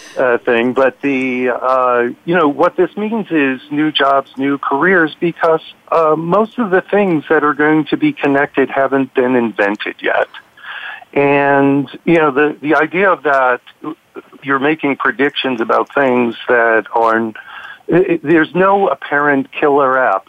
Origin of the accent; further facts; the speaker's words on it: New York City, New York, United States; now in Aspen, United States; I grew up in New York City